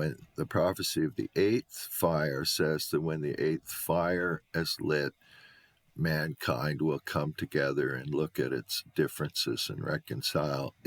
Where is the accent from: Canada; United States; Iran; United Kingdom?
Canada; I'm not American. I'm a Canadian